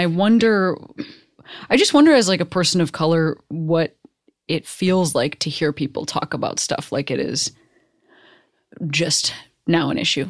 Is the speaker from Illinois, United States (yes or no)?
yes; Chicago, Illinois, United States; I grew up in Chicago, there's not a border wall there